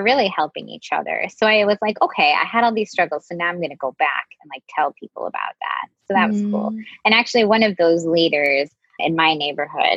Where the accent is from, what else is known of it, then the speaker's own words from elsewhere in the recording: Wisconsin, United States; now in Brooklyn, United States; I grew up in Wisconsin